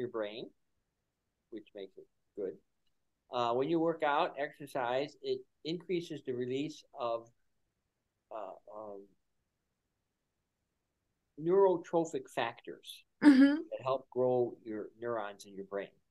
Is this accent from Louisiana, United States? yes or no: no; Buffalo, New York, United States; moved away; I'm from Buffalo